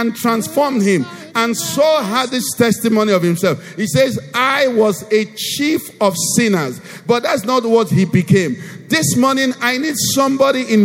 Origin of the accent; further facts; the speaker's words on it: Nigeria; Jesus loves me, though I'm a Nigerian